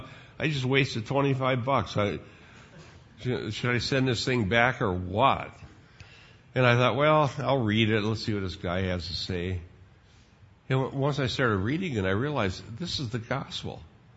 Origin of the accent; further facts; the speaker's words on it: Sheldon, Iowa, United States; here I'm a teenager growing up in Sheldon, Iowa, and all of these other Dutch kids, they were just as big as sinners as I was